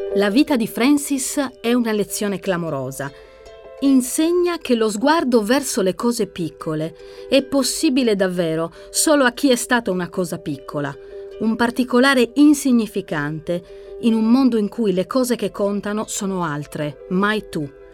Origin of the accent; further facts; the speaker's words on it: Sardinia, Italy; Io in particolare vengo dalla Sardegna, quindi siamo lo scenario naturale di una cartolina idilliaca